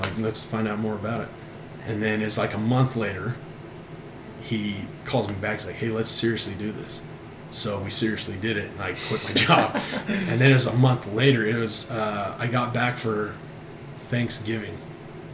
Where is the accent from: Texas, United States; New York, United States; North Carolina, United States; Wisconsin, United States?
Texas, United States; It's just that, hey, we're from Texas. Everything's bigger, better in Texas.